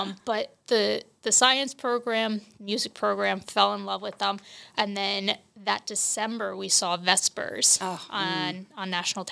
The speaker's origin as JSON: {"language": "English", "area": "Bucks County", "region": "Pennsylvania", "country": "United States", "tie": "born or raised there", "said": "I grew up in Bucks County, Pennsylvania"}